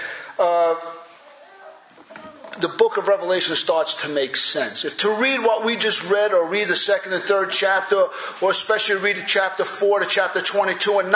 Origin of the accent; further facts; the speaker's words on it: United States; as American Christians